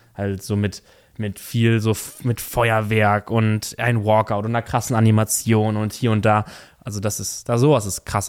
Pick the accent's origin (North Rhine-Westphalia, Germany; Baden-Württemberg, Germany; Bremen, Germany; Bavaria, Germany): Bavaria, Germany; bei uns in Bayern